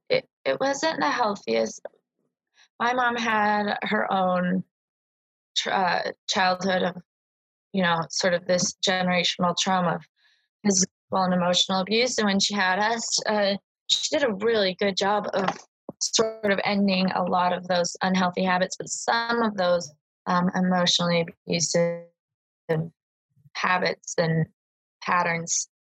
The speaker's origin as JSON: {"language": "English", "town": "Boise", "region": "Idaho", "country": "United States", "tie": "born or raised there", "said": "I was born here in Boise, Idaho, and uh, I moved out of the state twice, but primarily just here."}